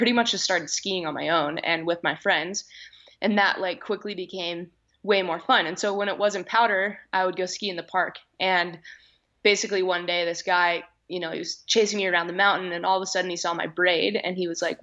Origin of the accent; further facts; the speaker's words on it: Olympic Valley, California, United States; I grew up in Squaw Valley.